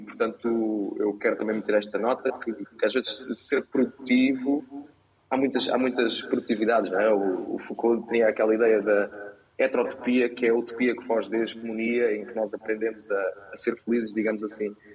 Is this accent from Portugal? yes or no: yes; Portugal; enquanto portugueses